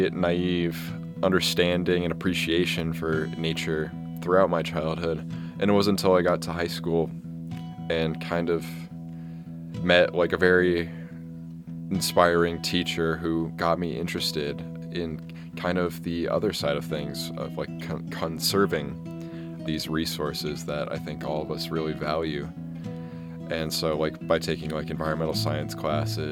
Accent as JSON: {"language": "English", "town": "Kent", "region": "Washington", "country": "United States", "moved": "as an adult", "lives_now": "Montana, United States", "said": "I'm a wildlife biology senior from Kent, Washington"}